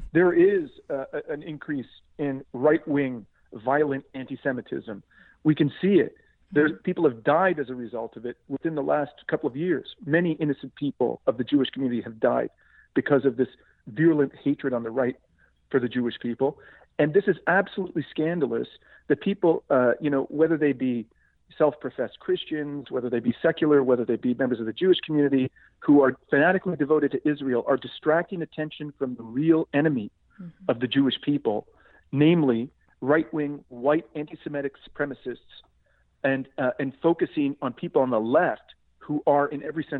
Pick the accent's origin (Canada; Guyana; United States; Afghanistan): Canada; as a Canadian citizen